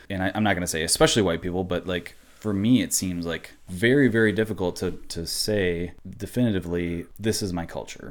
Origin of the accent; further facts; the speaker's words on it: Midwest, United States; I am American. I was born in America